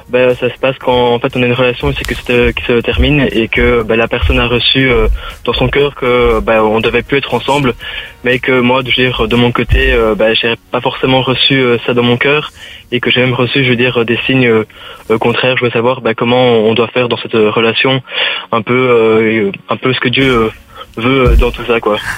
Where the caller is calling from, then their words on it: Belgium; alors, euh, je viens de la Belgique, près de moi.